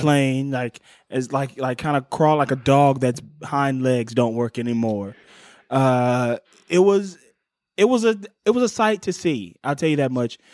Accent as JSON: {"language": "English", "town": "Cleveland", "region": "Ohio", "country": "United States", "tie": "born or raised there", "said": "my hometown of Cleveland, Ohio"}